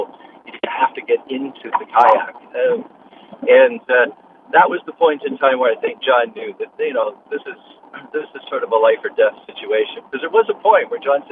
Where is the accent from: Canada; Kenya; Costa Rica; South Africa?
Canada; also born or lived in Langley, British Columbia; I'm a Canadian living up in Langley, just on the other side of the line